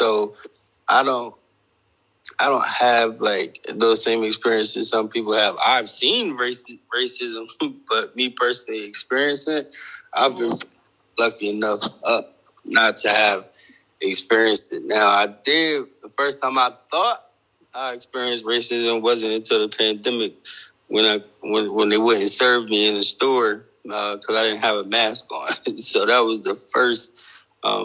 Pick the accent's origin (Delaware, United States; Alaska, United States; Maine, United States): Delaware, United States; moved away as an adult; also born or lived in Connecticut; now in Georgia, United States; I was born in Connecticut, and I was raised in Delaware, though, from the age of 9 up to 30, till I moved to Georgia at 34.